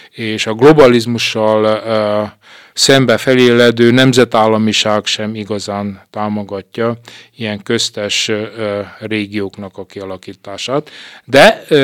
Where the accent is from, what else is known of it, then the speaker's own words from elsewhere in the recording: Székely Land, Romania; Én úgy látom, és természetesen székelyként úgy gondolom, hogy alapvetően fontos.